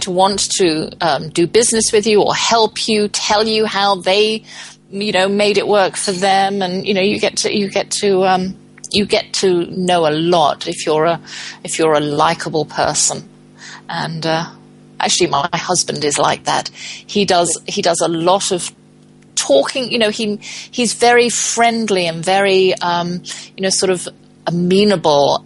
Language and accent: English; England, United Kingdom; moved away; I'm from England